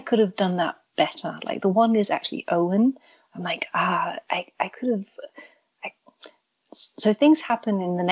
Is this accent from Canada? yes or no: no; England, United Kingdom; now in Germany; I grew up in England, which is where the accent comes from, but I'm now in Germany